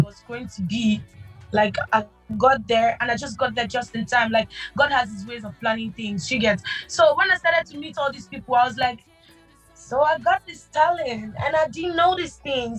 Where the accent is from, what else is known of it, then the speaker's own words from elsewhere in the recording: Lagos, Nigeria; I was born in Lagos. Mm-hmm. I'm from Lagos State, but I'm half people, a little Jamaican blood in me.